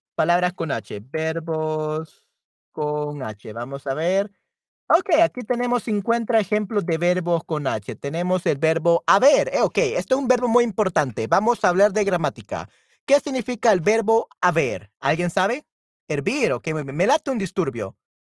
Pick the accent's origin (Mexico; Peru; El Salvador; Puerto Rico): El Salvador; yo soy de El Salvador, okay. Soy de El Salvador en Centroamérica